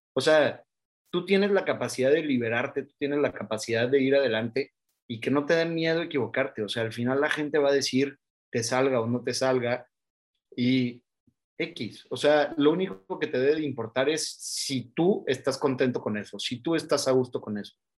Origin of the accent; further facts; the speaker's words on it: Oaxaca, Mexico; yo soy de Oaxaca y en Oaxaca tenemos una cierta manera de celebrar la vida